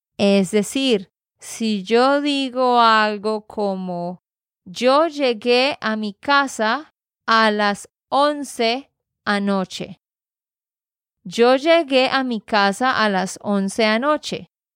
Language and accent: Spanish; Santander, Colombia; de Santander, Colombia